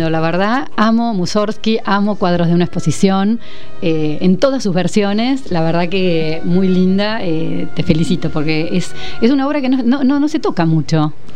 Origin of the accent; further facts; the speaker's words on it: Argentina; países como el nuestro